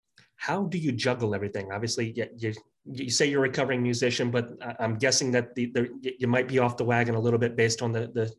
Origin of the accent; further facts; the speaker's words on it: United States; As an American, and knowing how much of our entertainment comes from Canadians